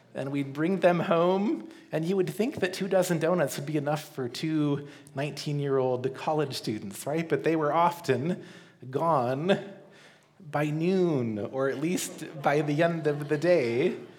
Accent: Colorado, United States; growing up in Colorado

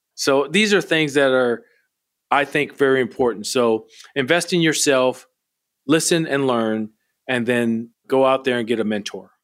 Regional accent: Milwaukee, Wisconsin, United States; moved away; Wisconsin, where I grew up in Milwaukee

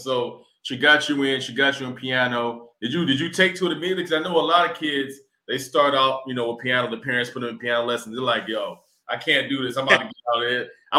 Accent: Atlanta, Georgia, United States; moved away as an adult; now in Washington, D.C., United States; I'm from Atlanta, I'm not from D.C. So when I came up here to D.C. in 2011

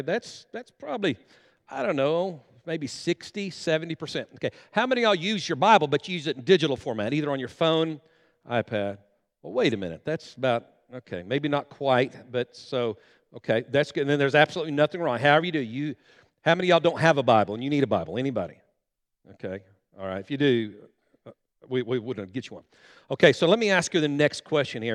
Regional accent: Guymon, Oklahoma, United States; moved away as an adult; now in Enid, United States; we live in Enid, Oklahoma, and we grew up right here in Guyman, Oklahoma, a graduate of Guyman High School

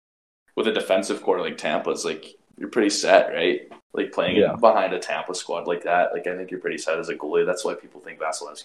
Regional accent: Abbotsford, British Columbia, Canada; I was living in Abbotsford at the time

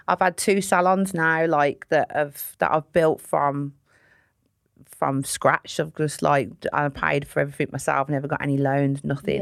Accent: Sutton Coldfield, West Midlands, United Kingdom; I grew up in a place called Sutton Coalfield, which is a nice part of Birmingham

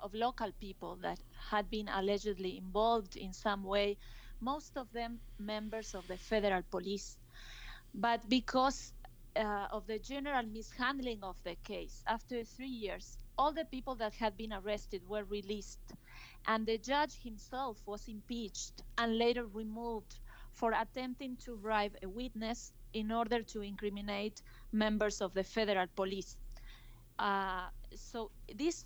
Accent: Salta, Argentina; I was in Salta, my hometown

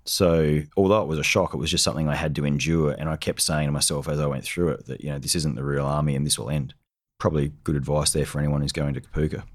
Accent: South Australia, Australia; I grew up in South Australia

